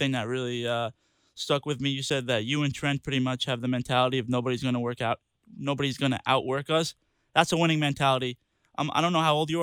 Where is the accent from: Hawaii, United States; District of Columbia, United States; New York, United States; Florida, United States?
New York, United States; Long Island; I'm from Long Island, which is on New York.